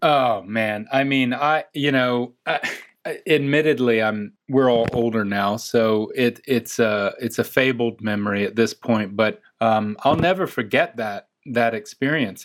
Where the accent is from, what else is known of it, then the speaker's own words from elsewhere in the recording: Chapel Hill, North Carolina, United States; accent: Southern; moved away; I'm from North Carolina